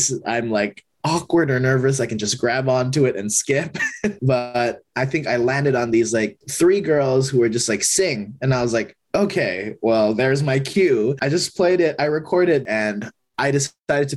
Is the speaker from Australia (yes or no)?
no; Indonesia; now in Los Angeles, United States; growing up in Indonesia